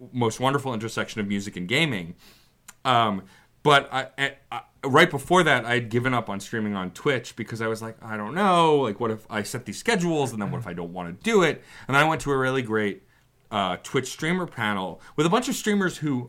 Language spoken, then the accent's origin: English; New York City, New York, United States; I mentioned I was from Staten Island